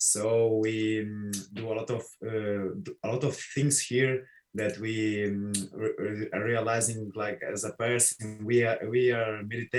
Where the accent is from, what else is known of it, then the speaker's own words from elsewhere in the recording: Moldova; moved away as an adult; now in Brazil; I'm not Brazilian. I'm here in Brazil. I have 6 years and a half. I'm from Moldova. That's a little country there in Europe.